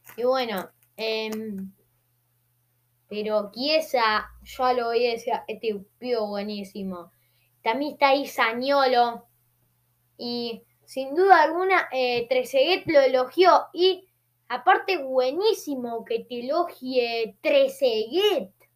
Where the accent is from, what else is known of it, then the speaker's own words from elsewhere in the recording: Argentina; Soy argentino. Soy argentino